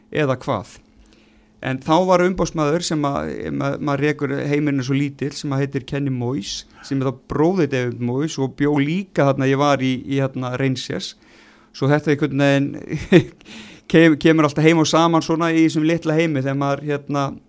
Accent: Vestmannaeyjar, Southern Region, Iceland; maður elst upp í Vestmanni

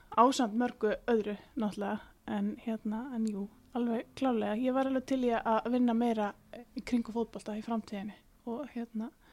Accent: Iceland

